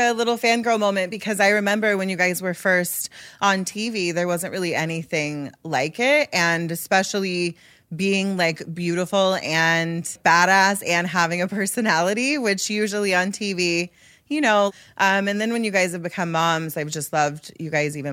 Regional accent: Mississippi, United States; I'm from Mississippi. My mom was a victim of domestic violence at a very young age, and she almost died at the hands of her fiance. And, you know, I grew up in an abusive household

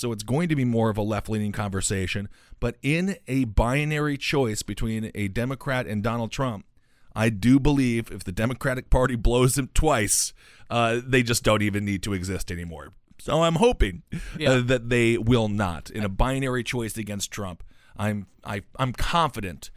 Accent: New York, United States; as a New Yorker

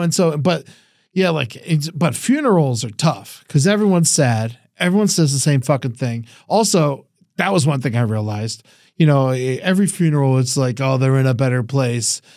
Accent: New York, United States; moved away; I'm from New York.

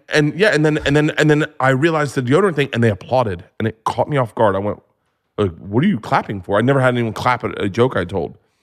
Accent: Florida, United States; I grew up in Florida

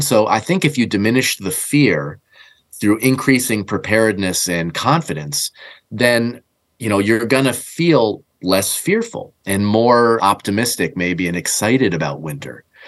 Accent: New England, United States; growing up in New England

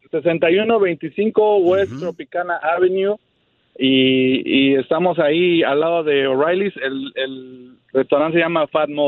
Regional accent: Mexico City, Mexico; now in United States; Yo soy de la Ciudad de México.

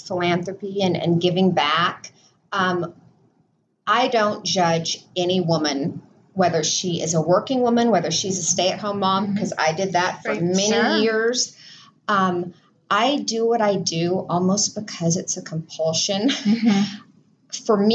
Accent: Southern California, United States; I was born in Southern California

